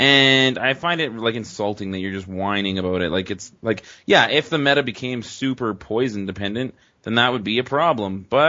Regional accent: Canada; I'm from Canada, eh?

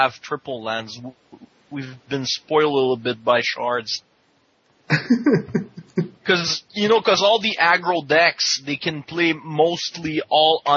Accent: Canada; we're Canadian

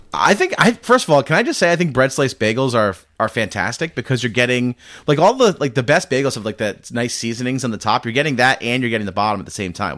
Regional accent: Rhode Island, United States; now in Massachusetts, United States; I grew up in Rhode Island and live in Mass

